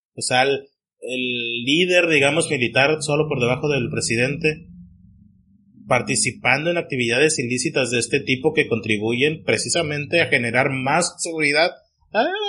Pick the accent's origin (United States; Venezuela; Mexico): Mexico; para mí como mexicano